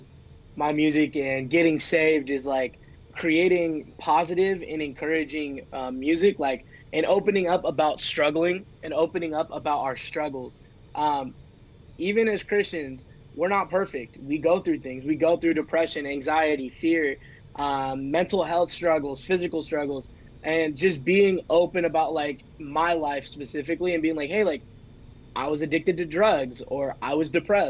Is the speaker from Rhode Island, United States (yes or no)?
no; Sacramento, California, United States; I am from Sacramento, California. Shout out NorCal.